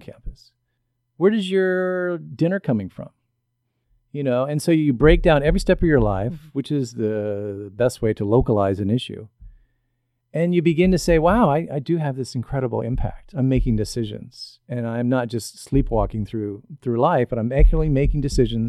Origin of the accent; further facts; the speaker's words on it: Southern Illinois, United States; I come from Southern Illinois in the coal fields. My family were coal miners